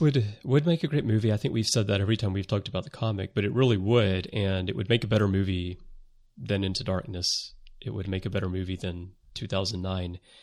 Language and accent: English; Alabama, United States; I'm from the South, too. I'm from Alabama